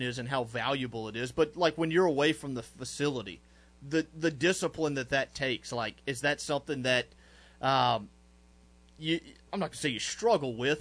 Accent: Shreveport, Louisiana, United States; I went to Byrd. Graduated in 2009

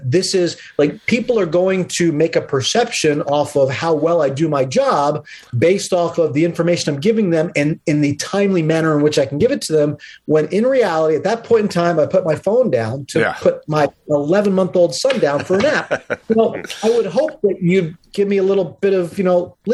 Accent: Harrisburg, Pennsylvania, United States; also born or lived in Middletown, Pennsylvania; now in New York, United States; I grew up in Harrisburg, Pennsylvania, and right outside Middletown, Pennsylvania

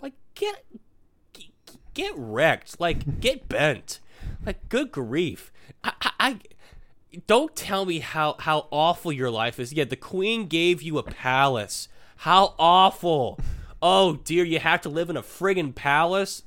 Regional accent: United States; I'm an American

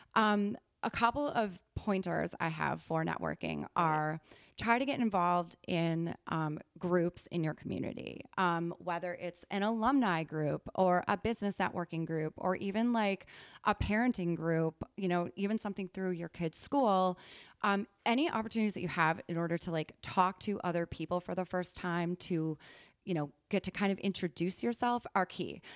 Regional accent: Wisconsin, United States; moved away as an adult; also born or lived in New York; I'm from Wisconsin originally.

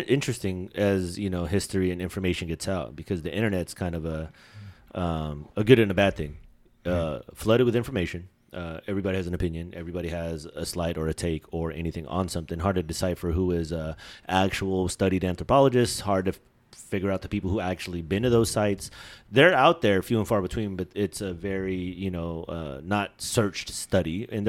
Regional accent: Philippines; because I'm Filipino, right? I'm not born in the Philippines

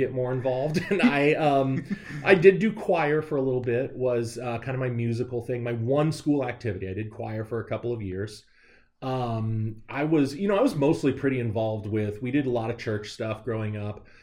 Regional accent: Liberty, Missouri, United States; also born or lived in York County, Pennsylvania; now in York, United States; I'm from Liberty, but really I'm from Kansas City.

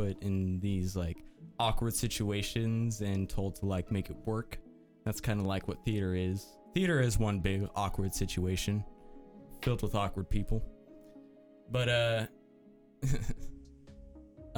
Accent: Texas, United States; I'm from Texas. Yeah. I'm from Texas

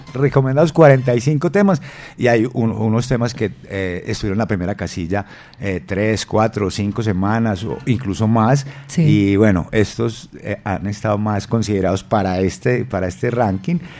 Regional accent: El Retiro, Antioquia, Colombia; en el Alto Estudio, en el Retiro, en, mi tierra

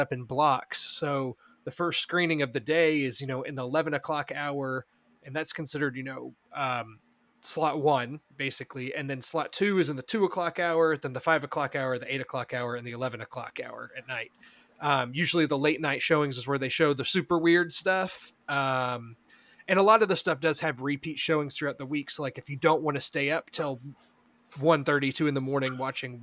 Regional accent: Houston, Texas, United States; I'm from Houston

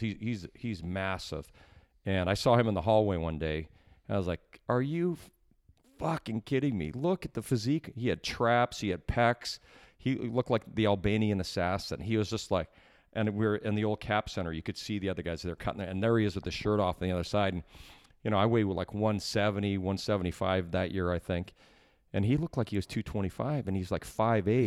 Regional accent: Canada; as a Canadian kid

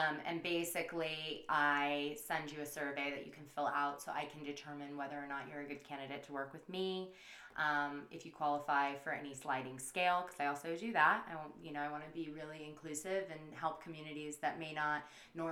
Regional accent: United States; accent: country; now in San Diego, United States

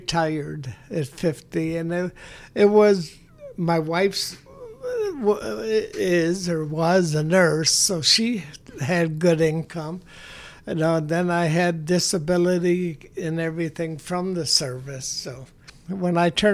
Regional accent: Harvey, Illinois, United States; growing up in Harvey, you know, there were 10 people from Harvey

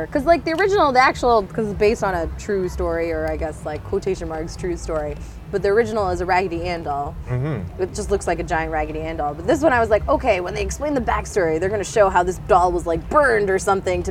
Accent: Toronto, Ontario, Canada; also born or lived in Arizona, United States; so I'm from Canada, but I'm from Toronto, but my family moved around a lot, and I actually ended up living in the States for 4 years. And 2 years I was in Arizona

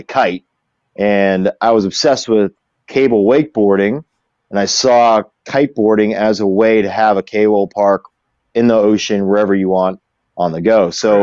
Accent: Jupiter, Florida, United States; born or raised there; also born or lived in Orlando, Florida

